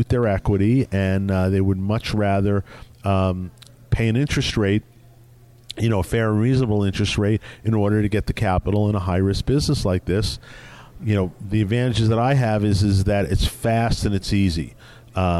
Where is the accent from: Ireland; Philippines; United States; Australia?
United States; New York; I grew up in New York